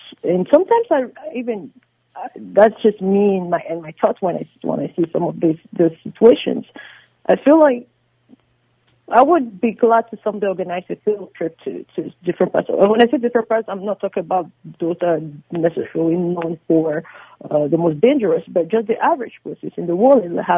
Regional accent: United States; because as an American, I value all my federal, you know, citizens.

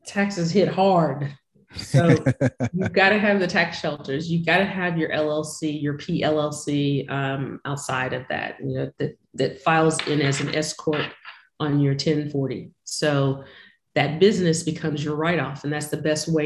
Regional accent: Houston, Texas, United States; I'm from Houston, Texas.

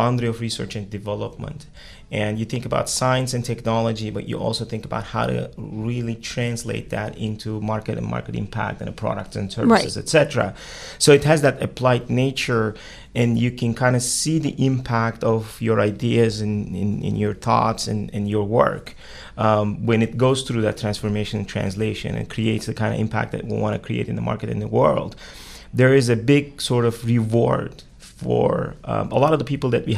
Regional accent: Turkey; moved away as an adult; also born or lived in Pittsburgh, Pennsylvania / Austin, Texas; now in United States; I was born and raised in Turkey

